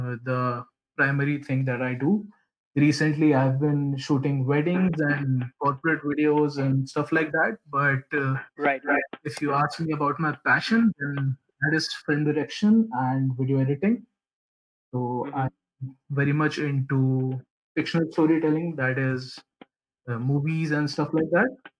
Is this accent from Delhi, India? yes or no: no; Bhopal, Madhya Pradesh, India; I am from Bhopal, Madhya Pradesh, which is a very beautiful place